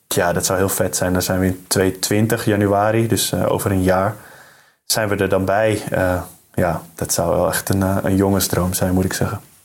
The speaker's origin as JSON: {"language": "Dutch", "town": "Amsterdam", "region": "North Holland", "country": "Netherlands", "also_born_or_lived": "Dormagen", "moved": "as an adult", "said": "ik uit Amsterdam kom"}